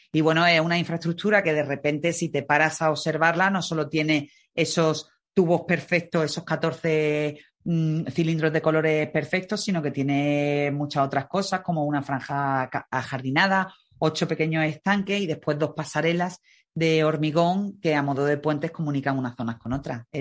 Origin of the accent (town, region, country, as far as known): Málaga, Andalusia, Spain